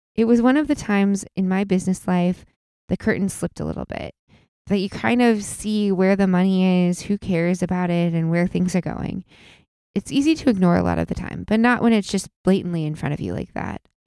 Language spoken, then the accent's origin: English; Illinois, United States; Normal is, you know, it's where we're from